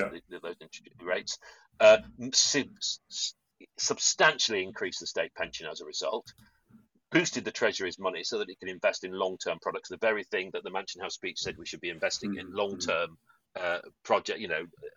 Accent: Yorkshire and the Humber, United Kingdom; I'm from Yorkshire.

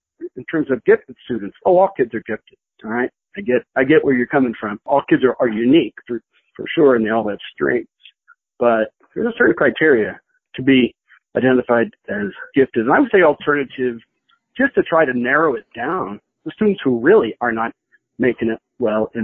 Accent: Boulder, Colorado, United States; I grew up in the Boulder area

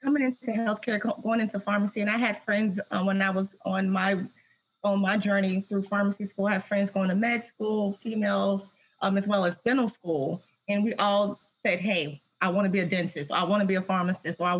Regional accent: Tennessee, United States; I'm from Tennessee

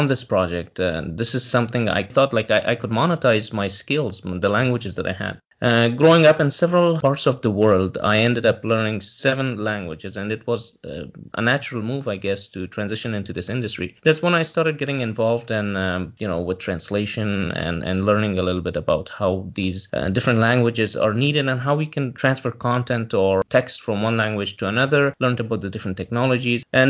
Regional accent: Canada; I'm a Canadian who has been in the language industry since early 2000s

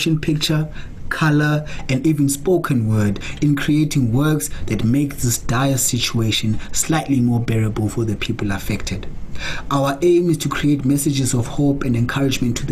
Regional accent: Butterworth, Eastern Cape, South Africa; I'm currently locked down in my hometown of Butterworth in the old Transkei in the Eastern Cape, South Africa

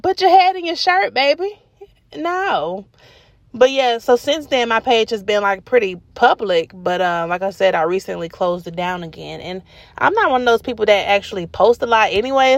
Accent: Atlanta, Georgia, United States; I'm from Adamsville

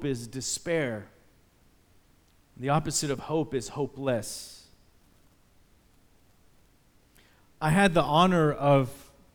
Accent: Dallas, Texas, United States; I was from Dallas, Texas, the home of the Dallas Cowboys

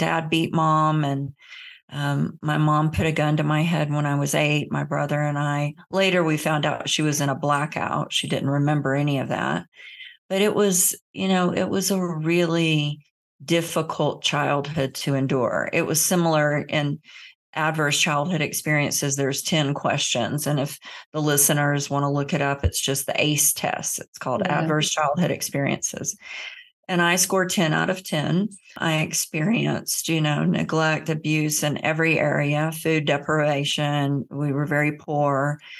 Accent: Florida, United States; I grew up in the South in Central Florida in the Bible Belt.

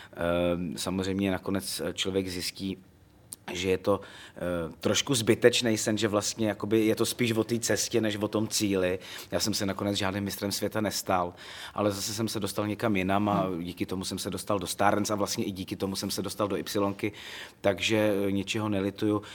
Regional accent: Loket, Karlovy Vary Region, Czechia; Já jsem z Lokte nad Ohří, to je takový historický městečko na, zá, na západě Čech.

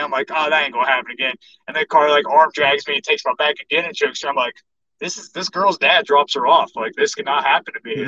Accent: Kingwood, West Virginia, United States; I live in Reedsville now, but I grew up in Kingwood, which is like 10 minutes down the road

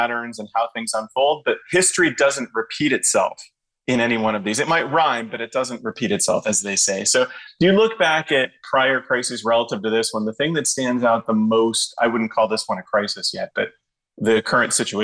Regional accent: Miami, Florida, United States; my hometown it's an interesting one. It's Miami, Florida

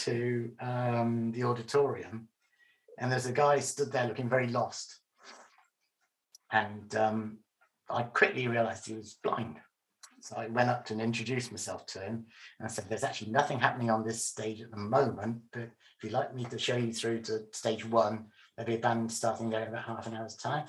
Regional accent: England, United Kingdom; I'm English

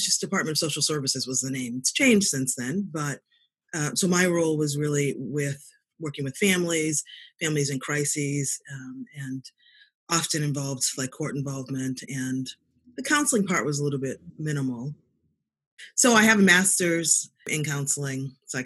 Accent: Boston, Massachusetts, United States; also born or lived in South Africa; I was born in Boston. I'm a Boston girl, went to undergrad and graduate school here

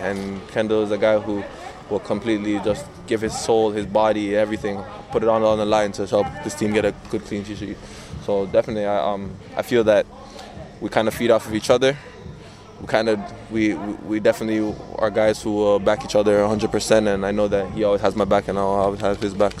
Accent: Canada; being a Canadian

